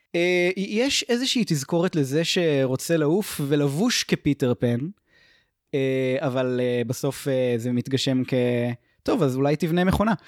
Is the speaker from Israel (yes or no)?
yes; Israel